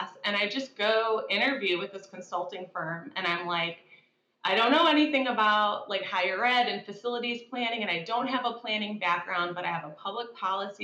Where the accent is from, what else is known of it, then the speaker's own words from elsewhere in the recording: Dallas, Texas, United States; also born or lived in the Midwest; I grew up in Dallas